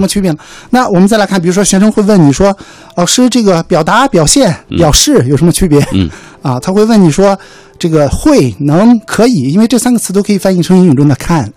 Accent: China; 我自己作为一个中国人

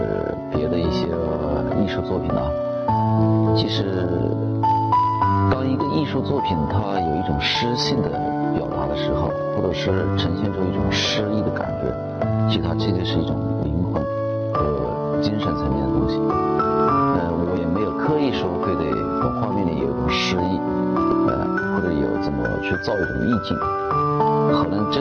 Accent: Pingjiang, Hunan, China; 我小时候因为在这个江边长大

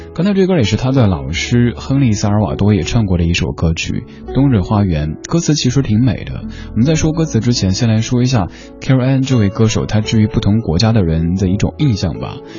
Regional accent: Sichuan, China; now in Beijing, China; 我的家乡四川那边

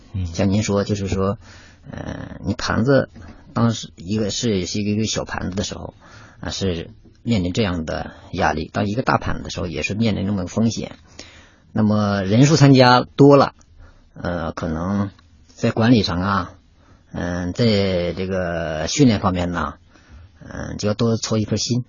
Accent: Inner Mongolia, China; moved away as an adult; now in Beijing, China; 我出生的那亩草原那个地方啊，而且小时候呢，也经常接触马

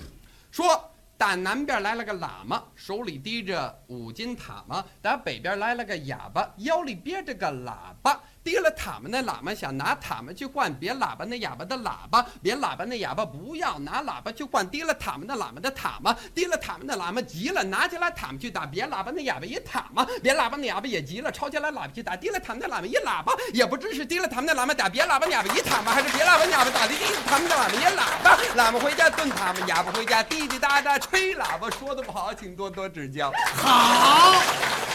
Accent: Canada; Chinese is a second language; moved away; 我呢，来自加拿大

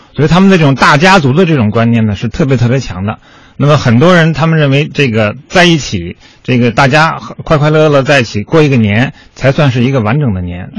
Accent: Guangdong, China; 我们广东人真是热爱生活

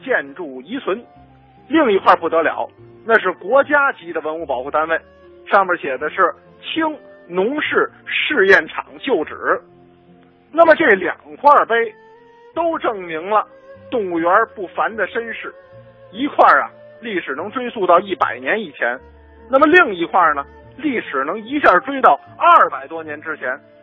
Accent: Beijing, China; 咱们北京孩子以及在北京长大的这些小朋友们

